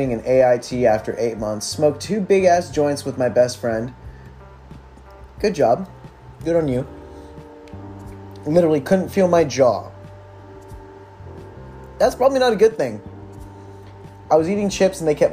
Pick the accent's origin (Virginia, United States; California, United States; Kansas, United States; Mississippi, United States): California, United States; born and raised in California